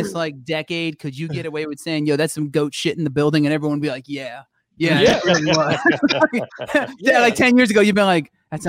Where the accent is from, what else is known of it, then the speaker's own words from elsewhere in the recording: New Jersey, United States; I'm from a place. You probably haven't heard of it, but it starts with New Jersey.